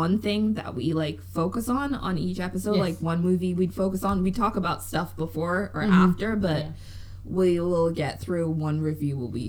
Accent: England, United Kingdom; also born or lived in Zimbabwe / Ireland; I was born in Zimbabwe. I grew up in England and in Ireland.

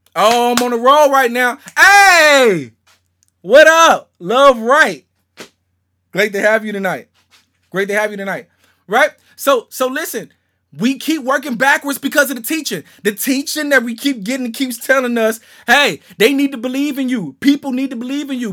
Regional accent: Shreveport, Louisiana, United States; moved away; I'm from Shreveport, Louisiana

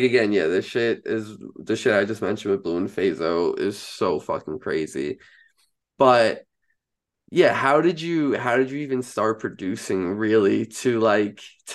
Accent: Long Island, New York, United States; I'm also from Long Island

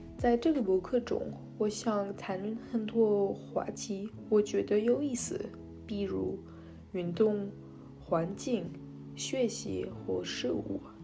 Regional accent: France; Chinese is a second language; also born or lived in Shanghai, China; 我二十一岁，和我是法国人。我在上海住了四年，所以我开设了学习汉语。但是因为我怀赖了法国，我现在没那么多机会用中文

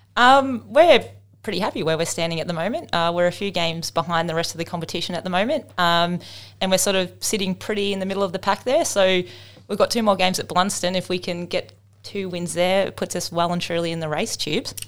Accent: Melbourne, Victoria, Australia; moved away as an adult; now in Tasmania, Australia; I am from Melbourne

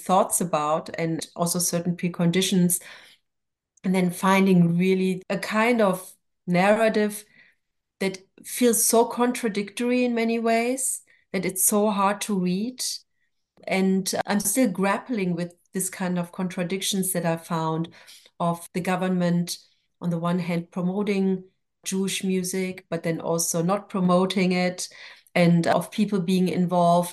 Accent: Germany; English is a second language; moved away as an adult; also born or lived in Jerusalem / Tel Aviv; now in New York, United States; I grew up in West Germany.

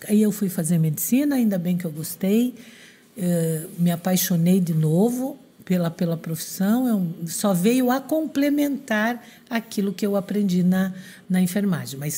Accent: Francisco Beltrão, Paraná, Brazil; born there; eu fui trabalhar no interior do Paraná, no, em Francisco Beltrão, onde eu nasci

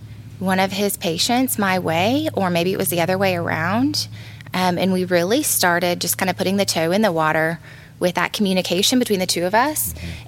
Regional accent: Illinois, United States; now in Tennessee, United States; I'm originally from Illinois. I've lived in several different states. And we ended up here in Tennessee just because of the mountains, honestly.

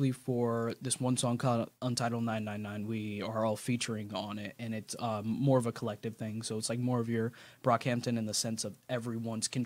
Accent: Chesapeake, Virginia, United States; born there; also born or lived in Mississippi / California; So um, I was born in Virginia, Chesapeake. Uh, I didn't do any, or if I did, I don't remember, but I did possibly like a little bit of elementary here. Um, and then I went to Mississippi for a little bit.

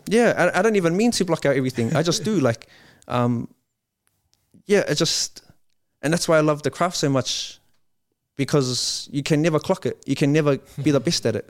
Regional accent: Wiri, Auckland, New Zealand; I come from Waimondi

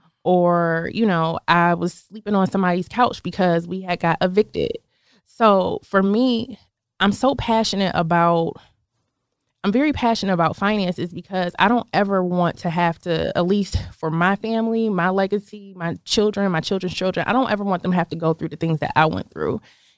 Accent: Buffalo, New York, United States; moved away as an adult; now in Atlanta, United States; I'm originally from Buffalo, New York. It's a smaller, I don't want to say small, but it's a smaller city close to Canada, actually.

